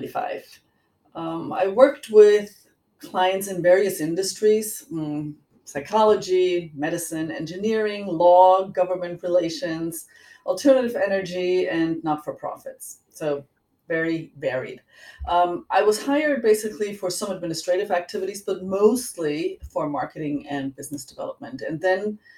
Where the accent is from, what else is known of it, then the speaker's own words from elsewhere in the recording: Germany; accent: German; moved away; I was born and raised in Germany